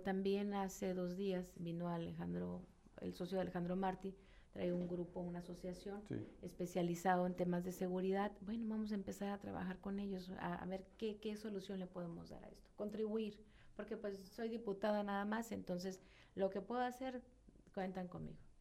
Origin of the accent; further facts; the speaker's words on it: Tijuana, Baja California, Mexico; yo, soy de aquí, yo nací aquí en Tijuana, en mi distrito aparte